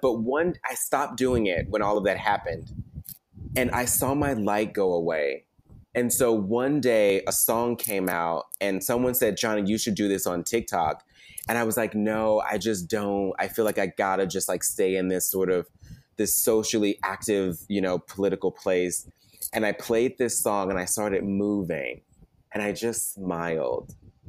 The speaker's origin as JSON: {"language": "English", "region": "the South", "country": "United States", "tie": "born or raised there", "said": "being a Black boy growing up in the South"}